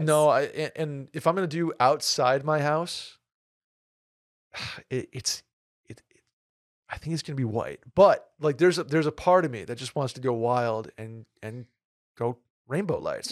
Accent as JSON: {"language": "English", "region": "New York", "country": "United States", "tie": "born or raised there", "also_born_or_lived": "Saratoga", "moved": "yes", "lives_now": "Texas, United States", "said": "growing up in New York"}